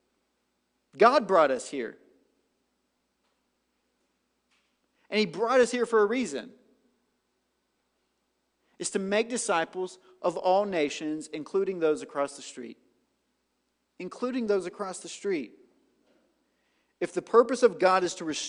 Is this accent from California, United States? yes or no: no; White House, Tennessee, United States; I'm from White House, Tennessee